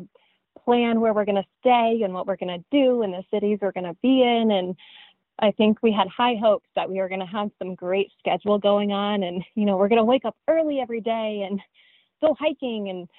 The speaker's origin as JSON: {"language": "English", "region": "Colorado", "country": "United States", "also_born_or_lived": "Arizona", "moved": "yes", "said": "I'm from Colorado and then moved to Arizona"}